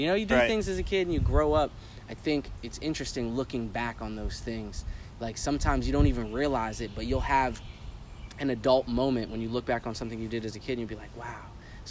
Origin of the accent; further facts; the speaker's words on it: California, United States; also born or lived in Connecticut / El Paso; I was born in Connecticut. I was raised in California, so I lived in California for 11 years.